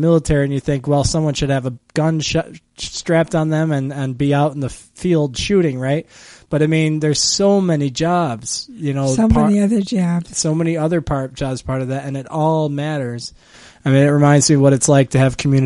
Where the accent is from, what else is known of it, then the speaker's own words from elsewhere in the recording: Buffalo, New York, United States; I'm from Buffalo area too, and we're both Buffalonians